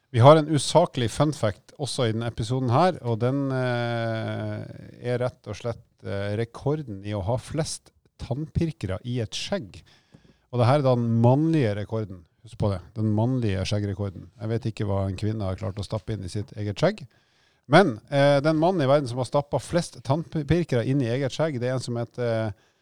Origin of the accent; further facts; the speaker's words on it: Bodø, Nordland, Norway; moved away; jeg kommer fra Nord-Norge